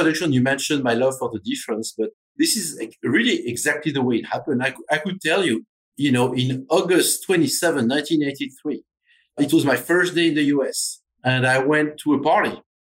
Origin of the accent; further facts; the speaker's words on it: Normandy, France; now in United States; Yeah. So growing up in Normandy is actually interesting because, as you know, Normandy is, some would say, in the middle of nowhere. It is 3 hours away from Paris